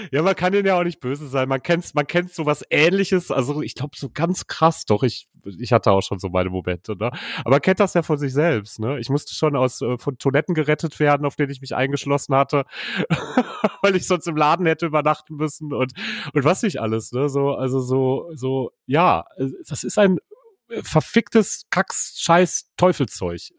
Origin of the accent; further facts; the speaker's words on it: North Rhine-Westphalia, Germany; dass ich ihm nicht glaube, dass Limerick eine Messerstecherstadt ist, weil ich komme ja aus dem Ruhrgebiet.